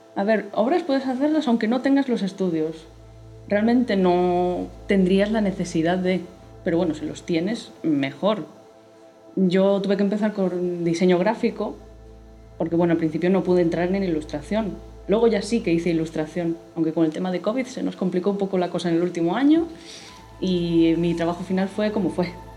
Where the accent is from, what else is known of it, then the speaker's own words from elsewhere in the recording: Spain; los que somos españoles o europeos